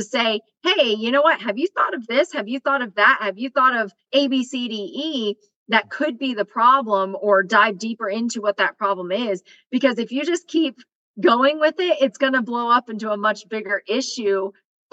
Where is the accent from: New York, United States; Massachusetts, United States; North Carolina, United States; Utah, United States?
North Carolina, United States; Western; moved away; I'm from Western North Carolina. My area code is 828